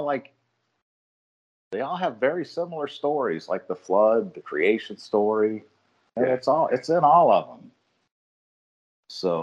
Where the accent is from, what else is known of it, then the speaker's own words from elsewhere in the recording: Ohio, United States; moved away as an adult; also born or lived in Chicago; I grew up in Ohio